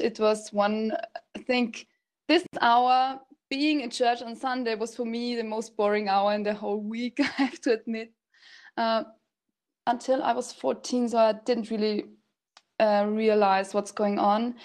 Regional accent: Salzburg, Austria; I'm from Austria, Salzburg, and I'm 31 years old

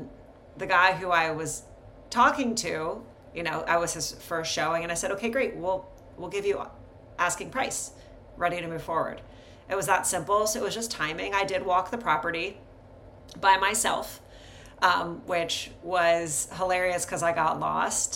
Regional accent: Columbus, Ohio, United States; moved away as an adult; I grew up in Central Columbus

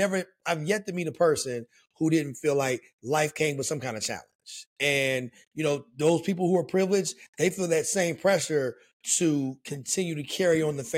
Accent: Charleston, West Virginia, United States; moved away as an adult; also born or lived in Dunbar, West Virginia; now in New Jersey, United States; born and raised in Charleston, West Virginia.

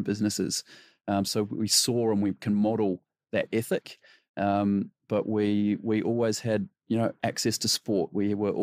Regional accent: New Zealand; moved away; New Zealand, born, bred, educated

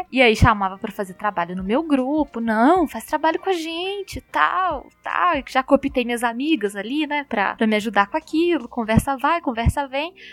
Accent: Minas Gerais, Brazil; eu moro em, em Belo Horizonte, né? Como bons mineiros, a gente gosta muito de pão de queijo.

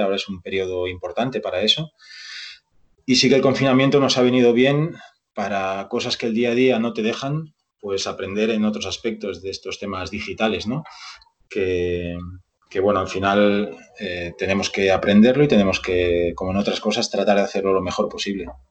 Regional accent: Barcelona, Catalonia, Spain; moved away as an adult; now in Vigo, Spain; yo nací en Barcelona y estudié allí INEF. Eh, Todos mis estudios fueron allí

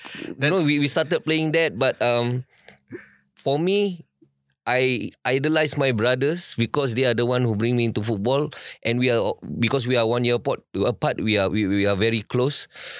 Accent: Singapore; So when we grew up, I grew up in Circuit Road, which is in MacPherson.

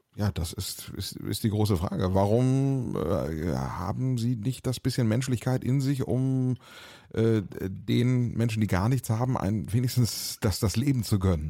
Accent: Germany; unserer äh, gemeinsamen deutschen Geschichte

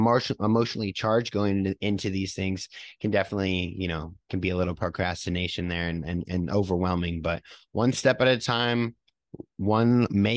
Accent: New York, United States; moved away; I was born in a different state than here. So I had to like reach out to New York to get my like birth certificate changed

